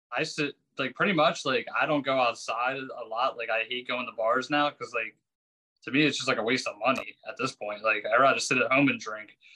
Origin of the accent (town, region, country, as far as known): Collingdale, Pennsylvania, United States; moved away